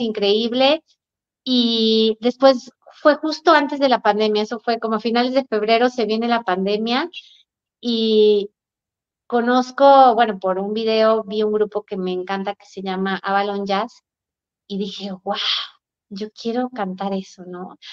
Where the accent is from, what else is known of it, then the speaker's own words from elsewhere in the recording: Aguascalientes, Mexico; moved away; mi tierra, Aguascalientes